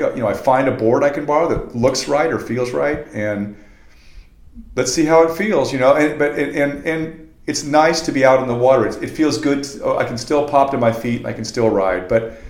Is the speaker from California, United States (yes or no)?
yes; Venice, California, United States; I've been surfing for 40 years, and I grew up in Venice.